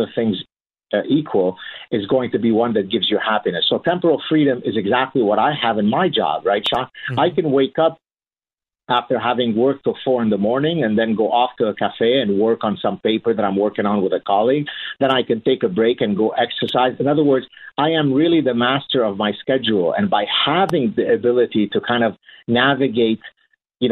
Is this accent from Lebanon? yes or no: yes; Lebanon; moved away; my childhood growing up in Lebanon and the horrors of the Lebanese Civil War that we went through